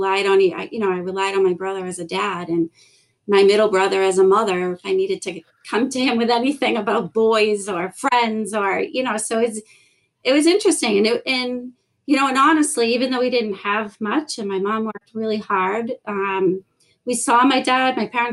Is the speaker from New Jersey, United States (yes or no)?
no; South Shore, Massachusetts, United States; I grew up in a town on the South Shore.